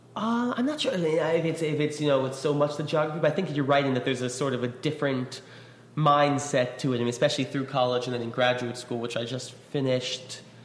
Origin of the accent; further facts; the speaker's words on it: New York, United States; I grew up in New York